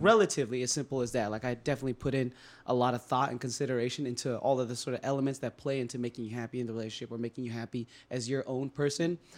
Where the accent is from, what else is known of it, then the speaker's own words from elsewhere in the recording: California, United States; now in Boston, United States; I'm from California